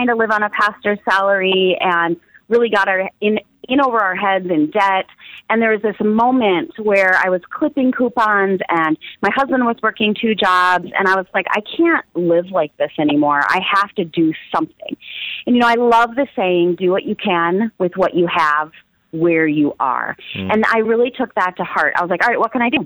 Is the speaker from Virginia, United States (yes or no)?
no; Minneapolis, Minnesota, United States; also born or lived in Iowa; I was born in Iowa, but I have been raised in Minneapolis, Minnesota